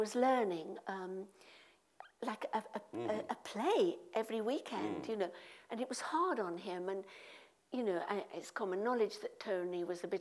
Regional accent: Midlands, United Kingdom; I'm from the Midlands

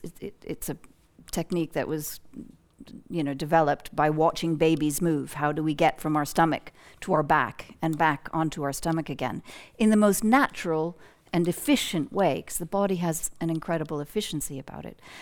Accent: United States; moved away as an adult; growing up in the United States

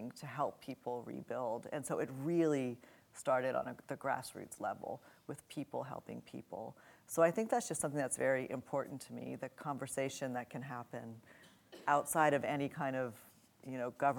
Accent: New Orleans, Louisiana, United States; I grew up in New Orleans

